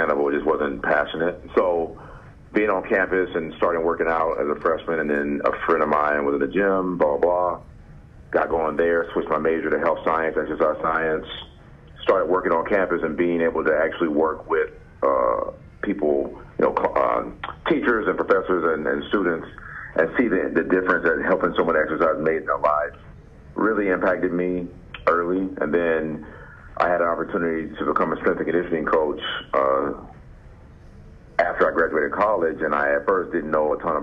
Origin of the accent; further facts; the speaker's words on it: Jacksonville, Florida, United States; moved away; also born or lived in Colorado / California / Arizona; I grew up in Jacksonville, Florida.